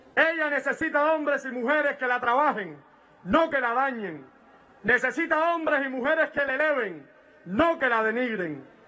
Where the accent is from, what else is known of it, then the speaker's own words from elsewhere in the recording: Cuba; Somos el pueblo cubano